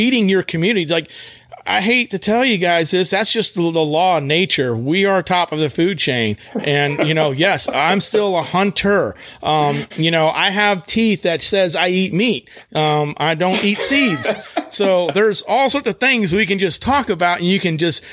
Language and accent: English; West Texas, United States; moved away; when I was growing up in West Texas